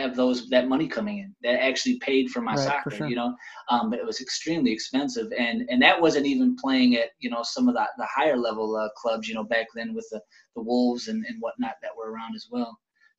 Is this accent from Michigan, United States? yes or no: yes; Detroit, Michigan, United States; also born or lived in Fenton, Michigan; I'm originally from Detroit, but I went to high school at Fenton High School, and I graduated back in 99